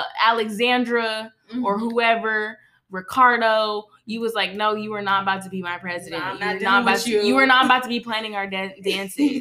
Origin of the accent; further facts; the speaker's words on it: Moreno Valley, California, United States; when we grew up in Moreno Valley, we were in a community that was a baby